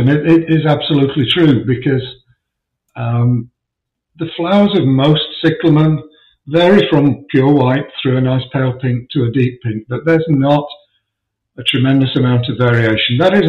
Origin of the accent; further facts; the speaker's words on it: England, United Kingdom; I don't like summer. I'm English. I don't like heat and humidity.